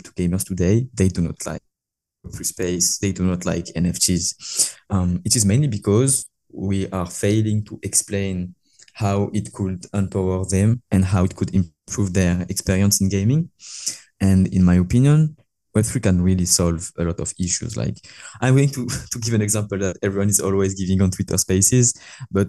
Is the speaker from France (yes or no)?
yes; France; accent: French; English is a second language; moved away as an adult; now in Malaysia; I'm French